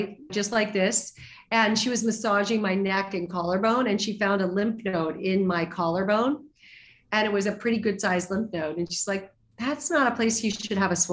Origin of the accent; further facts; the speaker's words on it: Arizona, United States; I grew up in Arizona